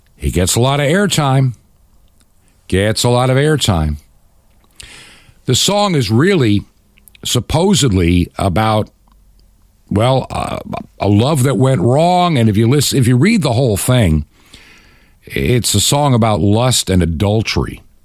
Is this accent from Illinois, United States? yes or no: no; Long Island, New York, United States; growing up on Long Island in New York